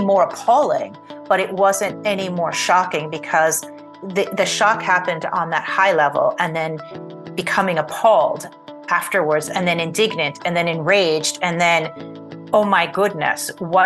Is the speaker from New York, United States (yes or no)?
yes; New York City, New York, United States; I lived in Queens, and I grew up in Queens